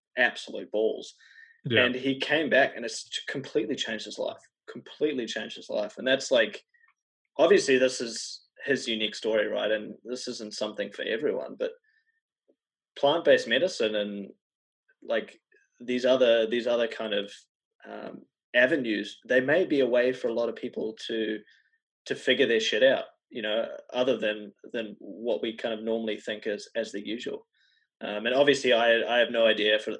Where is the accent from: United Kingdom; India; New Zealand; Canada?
New Zealand; So I'm from New Zealand